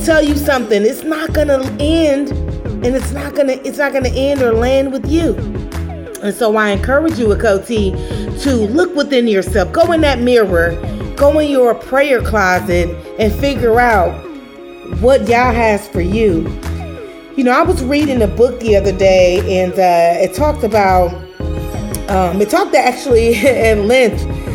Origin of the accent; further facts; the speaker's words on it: Chicago, Illinois, United States; now in Atlanta, United States; I'm from Chicago. I live in Atlanta. You know, I'm a cool chick from the South Side.